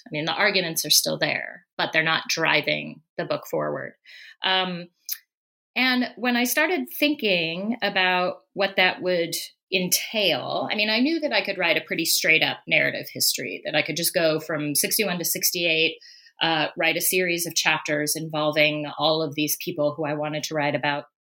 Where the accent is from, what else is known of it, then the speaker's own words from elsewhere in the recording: Colorado, United States; moved away as an adult; I was born in Colorado uh, and lived most of my early life there until I went off to college